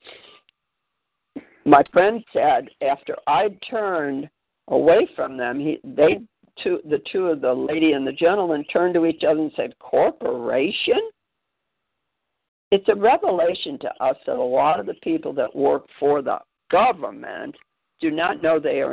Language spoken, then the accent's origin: English; Spartanburg, South Carolina, United States; I'm from Spartanburg, which is a half hour away